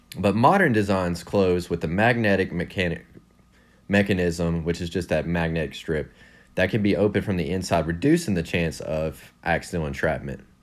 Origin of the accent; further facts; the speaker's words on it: West Virginia, United States; I'm from West Virginia